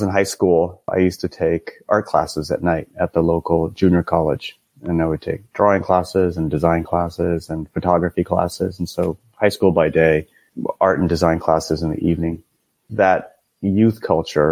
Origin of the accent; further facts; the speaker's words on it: Cupertino, California, United States; I grew up in Cupertino, California, which is, I actually grew up about a mile from the Apple campus